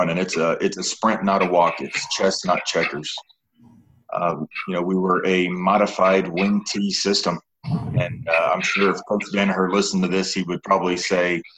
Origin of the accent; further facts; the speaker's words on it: Corpus Christi, Texas, United States; moved away as an adult; now in Sahuarita, United States; I'm originally from Corpus Christi, Texas. Went to Cal Allen High School